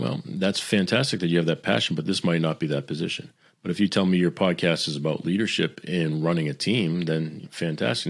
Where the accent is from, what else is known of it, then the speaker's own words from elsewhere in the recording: Boston, Massachusetts, United States; I'm, I'm Italian. I'm from Boston